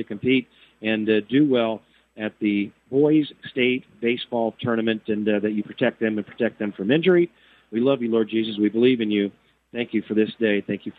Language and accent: English; Oelwein, Iowa, United States; I grew up in Olwine, Iowa, Sacred Heart, K through sixth grade. Of course, in Olwine, Iowa, we didn't have a Catholic high school